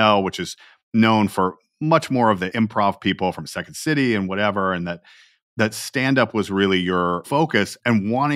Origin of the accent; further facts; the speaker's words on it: Atlanta, Georgia, United States; I'm from Atlanta, Georgia